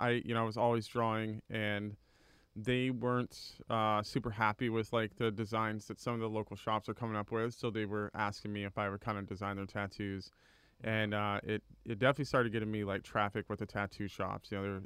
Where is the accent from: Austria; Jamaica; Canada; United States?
United States; California; also born or lived in Miami, Florida; now in College Station, United States; Well, currently live in College Station, but we moved around a lot, so I spent a lot of time in California and then kind of Southern Florida, Miami area.